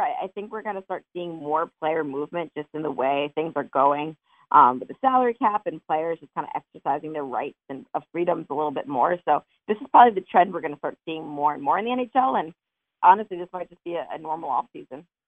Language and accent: English; Montclair, New Jersey, United States; moved away; I'm from Montclair.